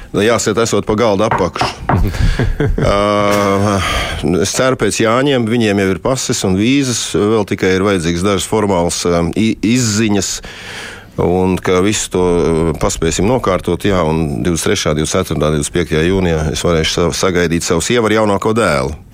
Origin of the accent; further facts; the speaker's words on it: Latvia; moved away; also born or lived in Moscow, Russia; es esmu Latvijas latvietis